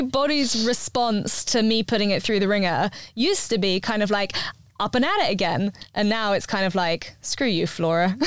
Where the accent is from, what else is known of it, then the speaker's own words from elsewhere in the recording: London, United Kingdom; moved away as an adult; now in Bristol, United Kingdom; I come from London, and yeah. so I never had a garden before. And then we moved out to Bristol